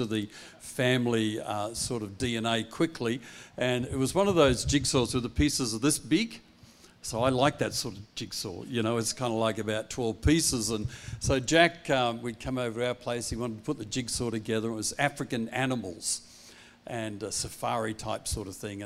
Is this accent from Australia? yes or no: yes; Perth, Western Australia, Australia; also born or lived in Applecross / Bentley / Wilson; I'm Perth born and bred boy